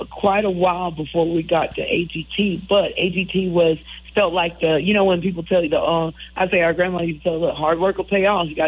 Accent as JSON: {"language": "English", "town": "Poplarville", "region": "Mississippi", "country": "United States", "tie": "born or raised there", "said": "about our experiences growing up in Poplarville, Mississippi, and and in the country, going to the creek"}